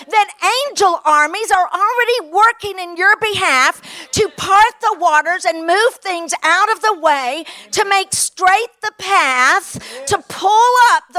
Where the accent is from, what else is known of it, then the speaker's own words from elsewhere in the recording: Kentucky, United States; moved away; I'm from Kentucky. Even though I don't live there, I still have the accent